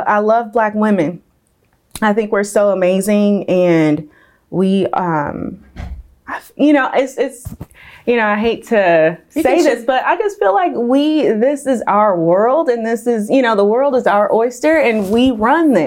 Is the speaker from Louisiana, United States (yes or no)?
yes; Tallulah, Louisiana, United States; also born or lived in Milwaukee, Wisconsin / Salinas, California; now in California, United States; Wasn't born there, but raised in Tallulah, Louisiana. Moved to California